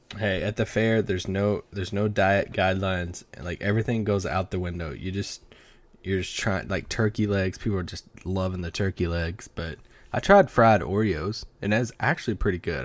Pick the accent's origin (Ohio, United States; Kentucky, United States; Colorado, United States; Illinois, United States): Kentucky, United States; we're both from Kentucky